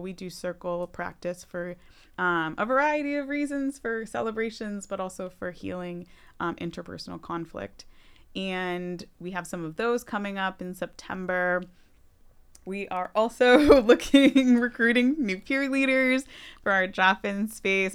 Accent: Wilbraham, Massachusetts, United States; also born or lived in Boston, Massachusetts / Los Angeles, California; now in Holyoke, United States; I grew up in West, in Wilbraham

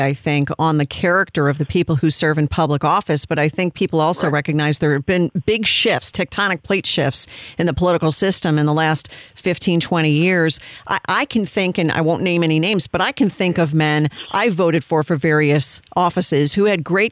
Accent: Illinois, United States; now in Texas, United States; I'm from Illinois

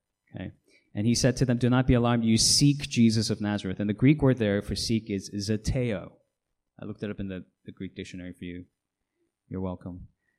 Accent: Hong Kong; Some of you know I grew up in Hong Kong as a missionary's kid.

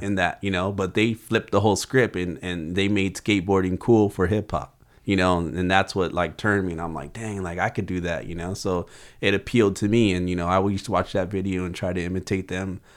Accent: Oxnard, California, United States; grew up in South Oxnard

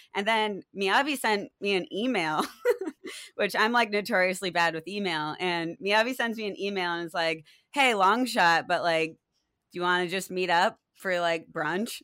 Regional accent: Maine, United States; I grew up in Maine where nature was all around me

